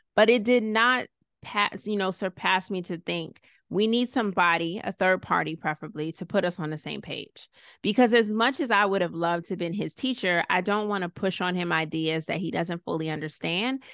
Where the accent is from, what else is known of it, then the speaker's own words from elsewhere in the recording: Clarkston, Georgia, United States; also born or lived in Savannah, Georgia; I was born in Savannah, raised in Clarkston, Stone Mountain area, and mostly lived with my mom